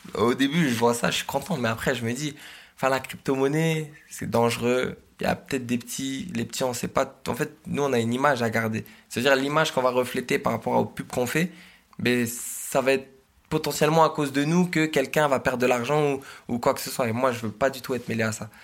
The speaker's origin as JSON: {"language": "French", "area": "Oise", "region": "Hauts-de-France", "country": "France", "said": "je suis originaire de l'Oise"}